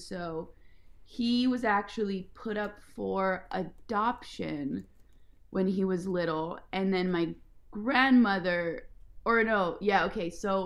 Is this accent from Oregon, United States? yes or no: yes; Ashland, Oregon, United States; moved away as an adult; also born or lived in Bay Area; now in Los Angeles, United States; I grew up in a very small town in Oregon. It's called Ashland, Oregon